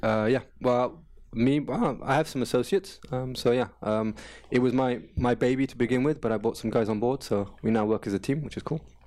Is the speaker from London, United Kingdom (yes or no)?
yes; London, United Kingdom; first language English; moved away as an adult; now in Paris, France; I come from London. I, I moved to, to Paris in two thousand and one